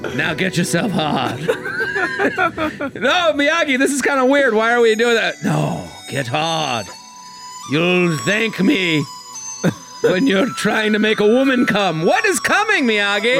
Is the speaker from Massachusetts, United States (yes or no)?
yes; outside of Boston, Massachusetts, United States; I'm from Boston. I'm from outside of Boston